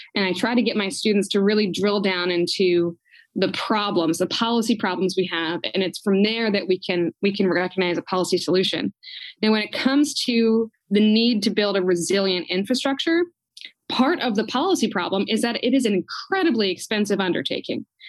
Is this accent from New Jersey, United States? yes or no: yes; New Jersey, United States; now in Maryland, United States; I grew up outside of Philadelphia uh, in a small town in New Jersey.